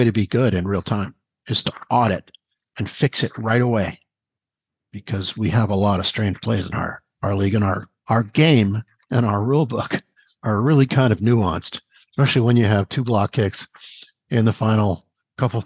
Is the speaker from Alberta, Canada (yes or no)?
no; Vancouver, British Columbia, Canada; I'm from Vancouver